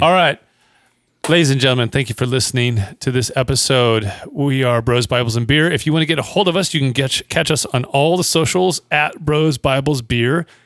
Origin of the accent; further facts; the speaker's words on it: Bakersfield, California, United States; moved away; I grew up in Bakersfield